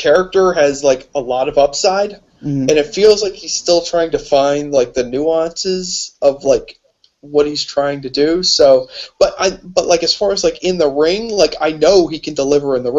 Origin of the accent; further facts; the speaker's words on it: Pittsburgh, Pennsylvania, United States; I'm from Pittsburgh too